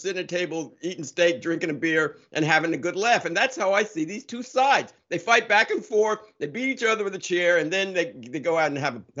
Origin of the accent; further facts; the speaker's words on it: New Jersey, United States; moved away as an adult; also born or lived in Ohio; I grew up in New Jersey, so I used to go to Madison Square Garden.